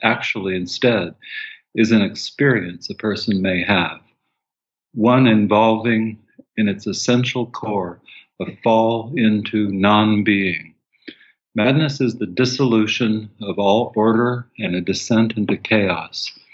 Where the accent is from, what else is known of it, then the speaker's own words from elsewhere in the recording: Tucson, Arizona, United States; I grew up in Tucson, Arizona, and, and went to the university there.